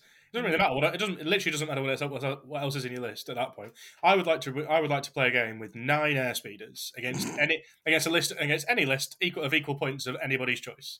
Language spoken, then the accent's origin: English; Preston, North West England, United Kingdom; I'm from Preston, but I was made in the Royal Navy.